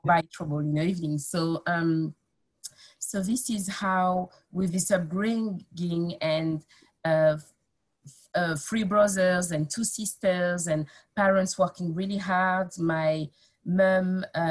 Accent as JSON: {"language": "English", "town": "Nogent-sur-Oise", "region": "Hauts-de-France", "country": "France", "tie": "born or raised there", "also_born_or_lived": "Paris / Amiens", "second_language": "English", "moved": "as an adult", "lives_now": "United Kingdom", "said": "I grew up in Picardy"}